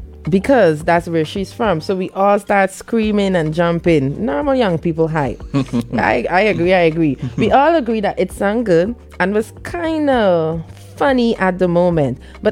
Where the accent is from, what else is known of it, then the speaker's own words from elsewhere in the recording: Region 3, Essequibo Islands-West Demerara, Guyana; We are all from Region 3. We live in Virgin